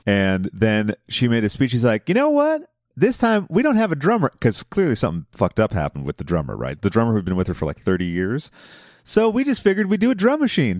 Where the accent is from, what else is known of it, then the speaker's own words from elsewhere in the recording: Boston, Massachusetts, United States; my hometown of Boston